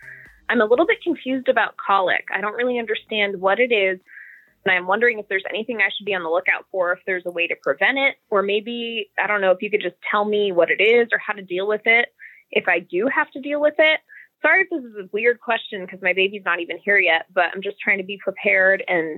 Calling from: Savannah, Georgia, United States; I'm calling from Savannah, Georgia.

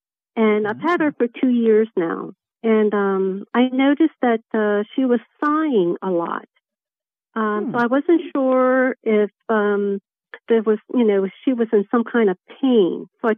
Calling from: Upper Marlboro, Maryland, United States; I'm located in Southern Maryland, Upper Marlboro. I'm 25 minutes from Annapolis and 25 minutes from Washington, D.C.

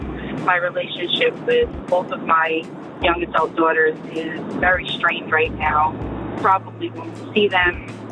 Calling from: New Jersey, United States; I'm calling from Marstown, New Jersey.

